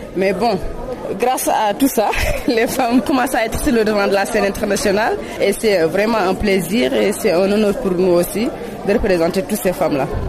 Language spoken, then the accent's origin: French; Mauritania